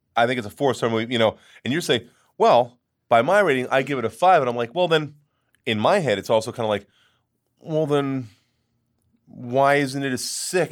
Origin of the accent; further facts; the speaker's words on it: Long Island, New York, United States; I grew up on Long Island